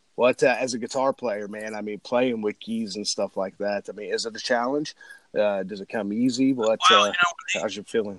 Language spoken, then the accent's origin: English; Illinois, United States; I'm from Illinois, we love our rock and roll down here